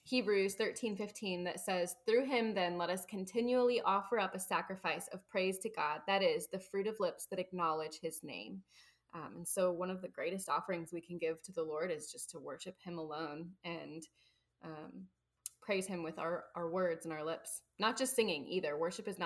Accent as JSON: {"language": "English", "region": "Midwest", "country": "United States", "accent": "Midwest", "said": "I'm from the Midwest"}